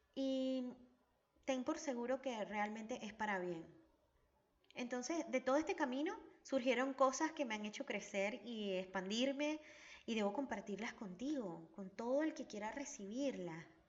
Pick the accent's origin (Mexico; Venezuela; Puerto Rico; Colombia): Venezuela; now in Argentina; Mi país de origen es Venezuela y mi hogar está en Argentina.